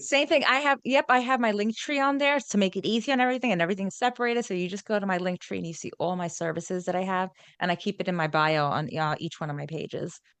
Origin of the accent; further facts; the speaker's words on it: New York, United States; accent: New York; my G does not come out, it's a New York thing, my New York accent